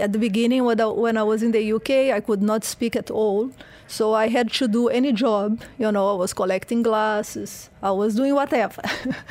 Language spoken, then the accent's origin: English; Porto Alegre, Rio Grande do Sul, Brazil; English is a second language; moved away as an adult; also born or lived in Rio de Janeiro, Brazil / United Kingdom; now in Dubai, United Arab Emirates; I'm from Brazil. So then I born in Porto Alegre in the south. So I was doing all this crazy sport there.